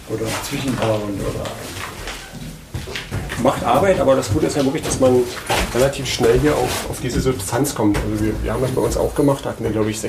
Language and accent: German; Quedlinburg, Saxony-Anhalt, Germany; bin in Quedlinburg aufgewachsen.